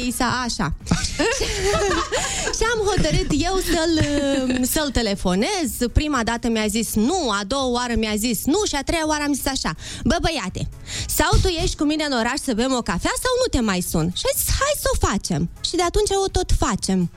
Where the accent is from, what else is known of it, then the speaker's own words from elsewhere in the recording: Moldova; suntem din Republica Moldova